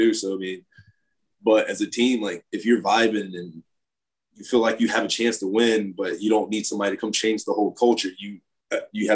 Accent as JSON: {"language": "English", "region": "South Carolina", "country": "United States", "tie": "born or raised there", "said": "I grew up in the South Carolina"}